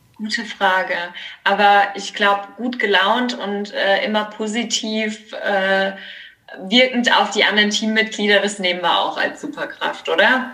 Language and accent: German; Kaiserslautern, Rhineland-Palatinate, Germany; moved away as an adult; now in Mannheim, Germany; ich komme nämlich aus Kaiserslautern